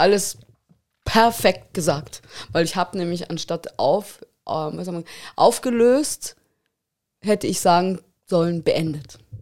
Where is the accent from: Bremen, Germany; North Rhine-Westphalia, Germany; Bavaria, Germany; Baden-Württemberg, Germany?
Bavaria, Germany; Munich; now in Tegernsee, Germany; ich bin in München aufgewachsen